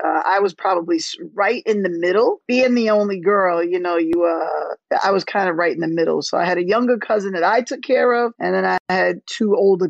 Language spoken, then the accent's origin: English; New York City, New York, United States; now in Long Island, United States; I am born and raised in South Jamaica, Queens. That's where I'm from. I currently live on Long Island, but that's where I was raised.